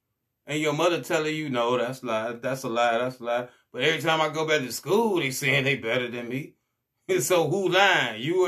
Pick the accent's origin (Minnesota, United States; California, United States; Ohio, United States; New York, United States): Ohio, United States; Cleveland; when I grew up on the East Side, and people hate me for that, though, I never saw a poor white person until I drove onto the West Side.